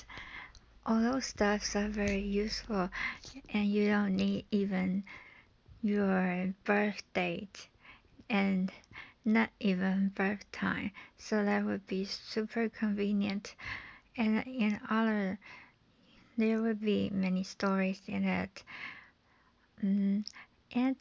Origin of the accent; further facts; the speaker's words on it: Taiwan; from Taiwan